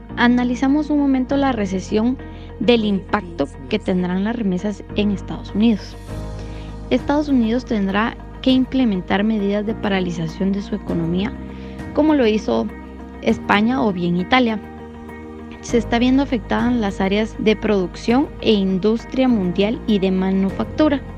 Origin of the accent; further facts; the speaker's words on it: Guatemala; como guatemaltecos